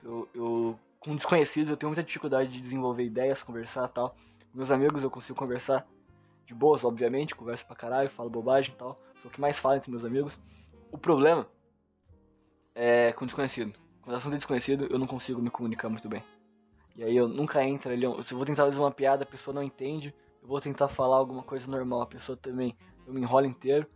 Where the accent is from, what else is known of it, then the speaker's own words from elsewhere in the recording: Brazil; eu nasci aqui no Brasil